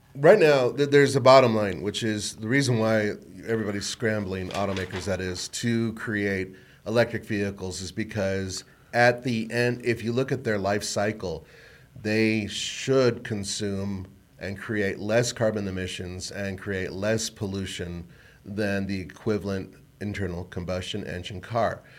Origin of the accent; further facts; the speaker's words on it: Colorado, United States; I was from Colorado